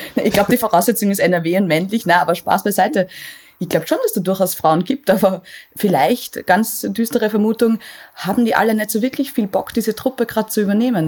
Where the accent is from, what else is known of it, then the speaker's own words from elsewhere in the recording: Austria; ich komme aus Österreich